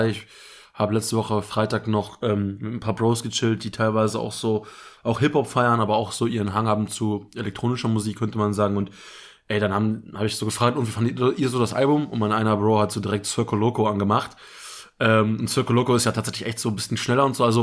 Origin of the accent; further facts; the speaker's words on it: Sarstedt, Lower Saxony, Germany; Saarstedt, meine Heimatstadt